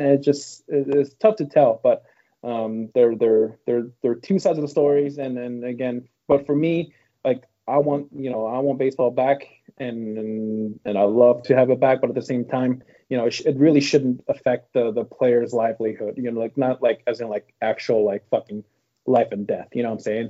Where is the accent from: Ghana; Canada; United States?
Canada; I'm not from Tampa area. I'm from Canada.